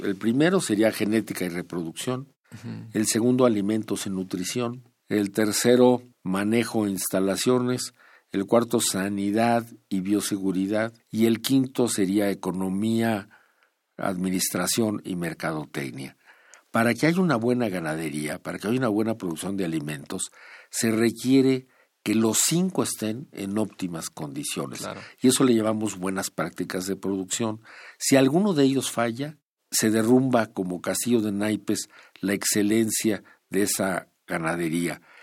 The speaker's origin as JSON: {"language": "Spanish", "country": "Mexico", "said": "como mexicanos"}